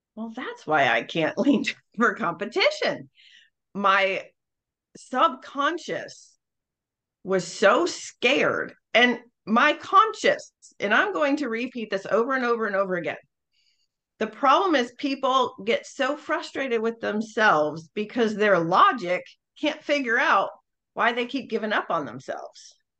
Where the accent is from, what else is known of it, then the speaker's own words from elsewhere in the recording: Northeast, United States; I am from the North. Um, so the Northeast